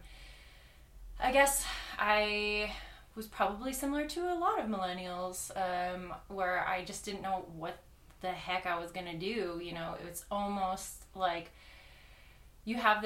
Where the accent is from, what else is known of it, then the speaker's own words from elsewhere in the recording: Washington, United States; moved away as an adult; also born or lived in Massachusetts; I grew up in Washington.